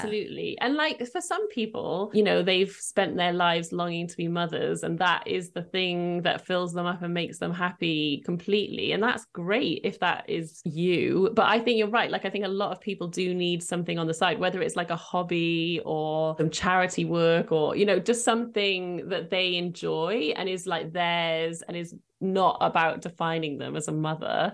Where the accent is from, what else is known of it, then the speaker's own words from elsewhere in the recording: Cardiff, Wales, United Kingdom; I was born in Cardiff, so where I currently live.